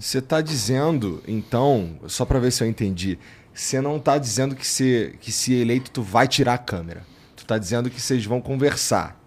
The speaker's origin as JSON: {"language": "Portuguese", "region": "Rio de Janeiro", "country": "Brazil", "tie": "born or raised there", "moved": "yes", "said": "eu sou do Jacaré lá no Rio"}